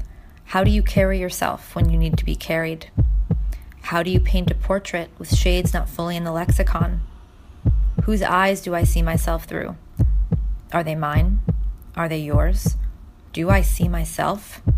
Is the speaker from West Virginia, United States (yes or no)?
no; New York City, New York, United States; Born and raised. Native New Yorker.